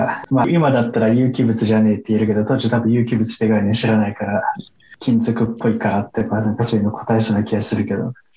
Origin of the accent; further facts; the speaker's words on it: Tottori, Japan; moved away; うちの地元鳥取だけど、最寄りの、うちの実家から最寄りの駅まで徒歩40分とかだし